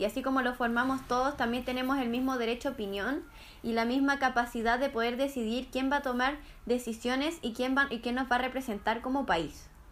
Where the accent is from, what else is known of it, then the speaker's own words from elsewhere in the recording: Chile; yo tengo como chilena, nacida en Chile